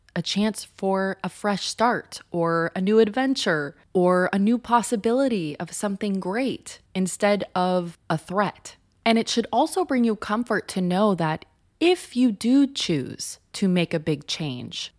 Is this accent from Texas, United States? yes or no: no; Southern California, United States; moved away as an adult; also born or lived in Los Angeles, United States; now in New York City, United States; I grew up in Southern California where there are essentially no seasons